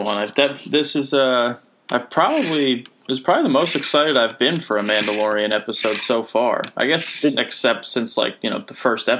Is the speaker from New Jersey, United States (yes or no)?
yes; New Jersey, United States; moved away as an adult; now in Connecticut, United States; I'm born and raised in New Jersey.